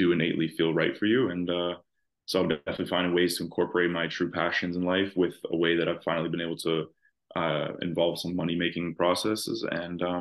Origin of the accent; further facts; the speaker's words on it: Toronto, Ontario, Canada; I'm from Toronto, Canada, and a little bit outside the actual city